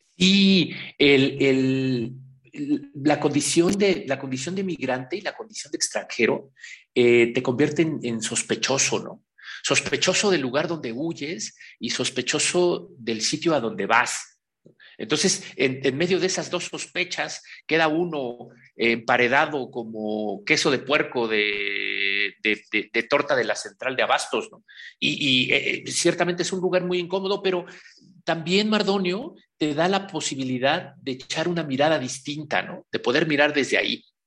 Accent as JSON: {"language": "Spanish", "town": "Pahuatlán", "region": "Puebla", "country": "Mexico", "tie": "born or raised there", "also_born_or_lived": "Mexico City / Barcelona", "moved": "yes", "said": "que vengo de la Sierra Norte del Estado de Puebla, de Pahuatlán, Puebla, el lugar donde está enterrado mi ombligo"}